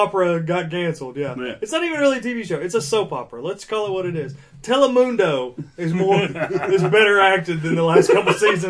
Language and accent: English; Canada; we're Canadian.